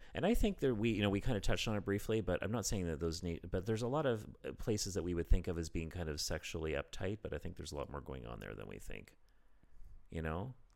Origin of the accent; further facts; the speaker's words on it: Canada; moved away as an adult; now in Berlin, Germany; we Canadians